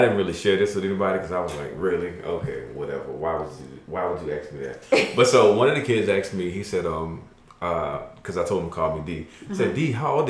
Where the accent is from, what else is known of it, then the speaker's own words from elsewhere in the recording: United States; I'm Black American